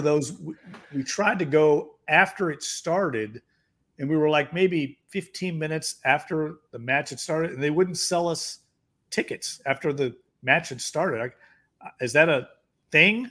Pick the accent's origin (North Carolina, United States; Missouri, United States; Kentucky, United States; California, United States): Kentucky, United States; Louisville; moved away as an adult; now in New Orleans, United States; growing up in Louisville, Kentucky